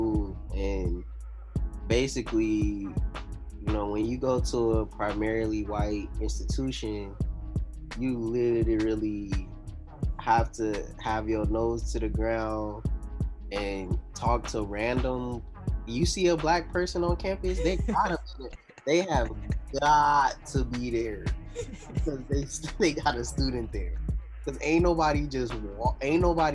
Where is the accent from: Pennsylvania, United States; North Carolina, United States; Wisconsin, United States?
North Carolina, United States; Shelby; moved away; also born or lived in Florida / Texas / California; I'm from Shelby, North Carolina